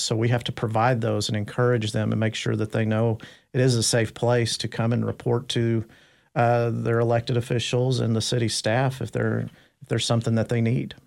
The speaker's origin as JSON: {"language": "English", "town": "Dallas", "region": "Texas", "country": "United States", "tie": "born or raised there", "said": "I, I grew up in North Dallas. I went to school in, uh, Richardson, I S D"}